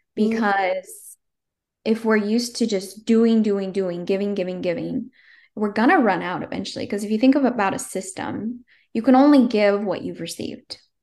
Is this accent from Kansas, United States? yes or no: no; Northern California, United States; I came home to my hometown, Northern California